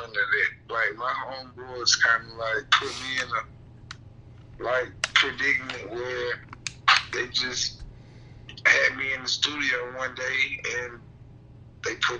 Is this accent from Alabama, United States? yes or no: yes; Alabama, United States; I'm from Alabama, from Chesapeake